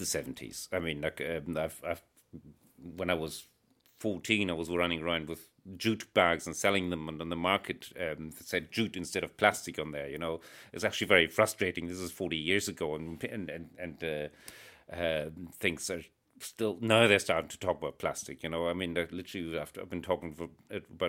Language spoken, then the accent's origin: English; Germany; moved away as an adult; also born or lived in Netherlands / Italy; now in Northern Ireland, United Kingdom; I grew up in Germany